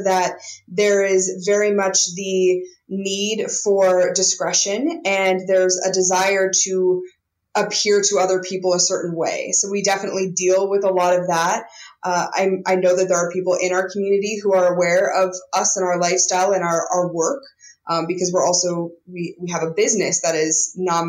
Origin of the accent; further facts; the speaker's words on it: Montana, United States; I grew up in Montana and was not exposed to any of that kind of stuff